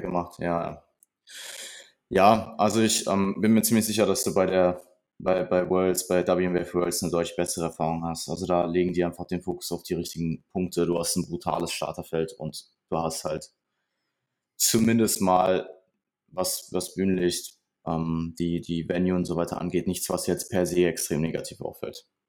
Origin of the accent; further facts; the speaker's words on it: Ruhr area, North Rhine-Westphalia, Germany; Ich komme aus dem Ruhrgebiet